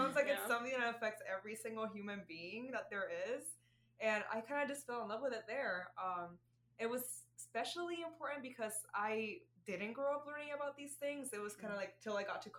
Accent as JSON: {"language": "English", "country": "Puerto Rico", "tie": "born or raised there", "also_born_or_lived": "Arizona / Florida", "accent": "Puerto Rican", "second_language": "English", "moved": "as an adult", "lives_now": "Chicago, United States", "said": "I was born and raised in Puerto Rico"}